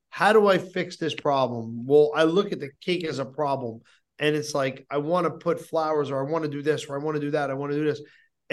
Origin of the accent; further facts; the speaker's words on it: New Jersey, United States; I'm from New Jersey, but New York, New Jersey, that's my city